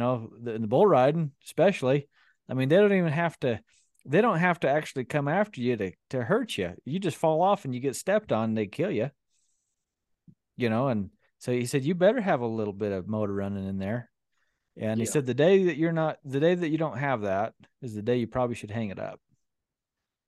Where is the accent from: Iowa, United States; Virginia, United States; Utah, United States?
Utah, United States; growing up in Utah, we're kind of here on the Buckaroo fringe